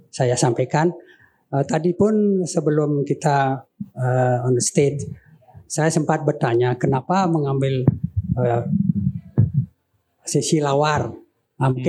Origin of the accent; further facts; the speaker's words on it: Bali, Indonesia; Tapi kita orang Bali umumnya lawar ya lawe itu terjemahannya banyak.